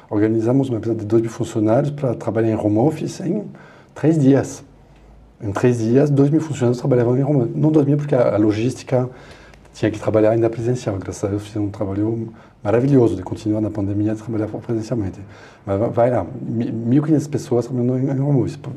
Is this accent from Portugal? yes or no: no; France; Portuguese is a second language; now in Brazil; bom, falar da França porque sou francês, né?